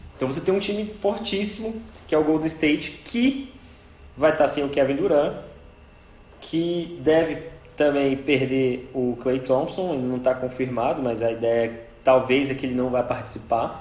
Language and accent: Portuguese; Brasília, Federal District, Brazil; sou aqui de Brasília